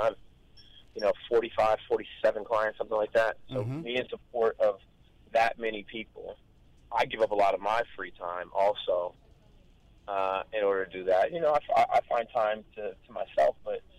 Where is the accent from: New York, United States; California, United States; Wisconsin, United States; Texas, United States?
California, United States; Long Beach; I grew up not that far from Snoop, honestly. I grew up a couple, two, three blocks over from where he grew up.